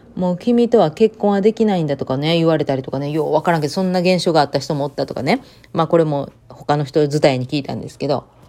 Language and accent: Japanese; Japan; moved away as an adult; now in United States; 私、田舎出身なんで